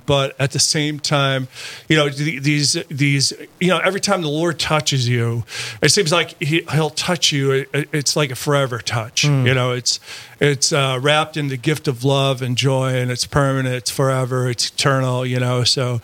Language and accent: English; Wolf Lake, Minnesota, United States; I grew up in Wolf Lake, Minnesota, which is about 17 miles east of Frazee, and graduated from Frazee High School